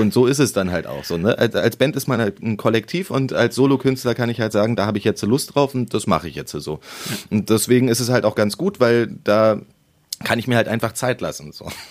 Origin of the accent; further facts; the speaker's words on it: Berlin, Germany; ich bin in Berlin-Köpenick geboren und Köpenick ist zwar der größte Berliner Bezirk